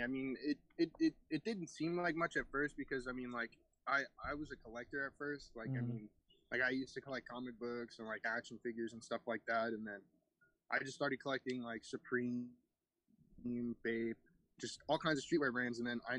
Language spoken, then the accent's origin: English; New York, United States; born there; also born or lived in Florida; I'm 19 years old. I'm originally from, I was born in New York. And then we ended up moving to Florida